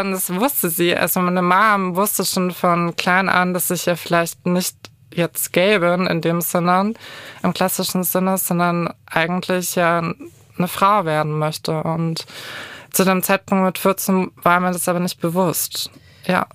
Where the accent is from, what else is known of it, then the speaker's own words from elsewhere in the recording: Kulmbach, Bavaria, Germany; moved away; komme ursprünglich aus dem kleinen, aber feinen Kulmbach. Es Wie heißt das? so Kulmbach, das ist in Oberfranken